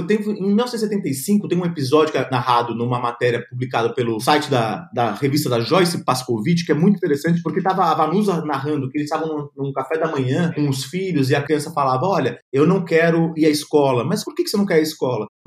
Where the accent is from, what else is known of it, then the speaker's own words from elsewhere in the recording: São Paulo, Brazil; da Zona Leste de São Paulo, minha terra